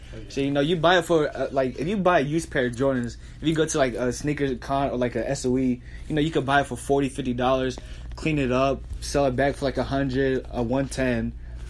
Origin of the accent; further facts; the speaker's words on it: Florence, United States; moved away; I run my family nail salon business back in my hometown Florence.